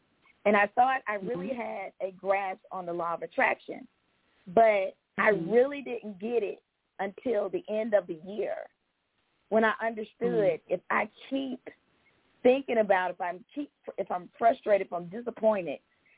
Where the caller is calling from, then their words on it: Georgia, United States; from Georgia.